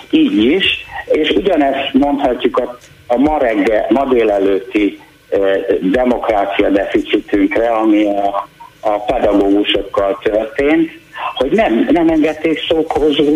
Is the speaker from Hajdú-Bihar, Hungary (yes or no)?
yes; Debrecen, Hajdú-Bihar, Hungary; moved away; Debrecenben, ott nőttem fel, ott kaptam egyetemi diplomát